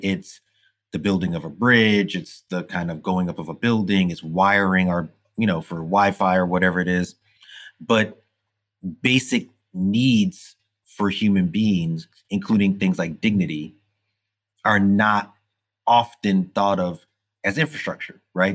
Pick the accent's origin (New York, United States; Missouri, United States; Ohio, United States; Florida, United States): New York, United States; New York City; growing up in Brooklyn at the time that I did in the 80s and, and 70s